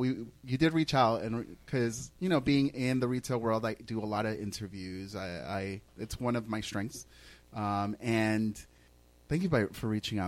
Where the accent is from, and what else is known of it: Massapequa, New York, United States